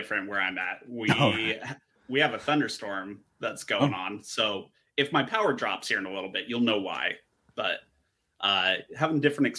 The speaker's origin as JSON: {"language": "English", "region": "Minnesota", "country": "United States", "said": "I'm from Minnesota"}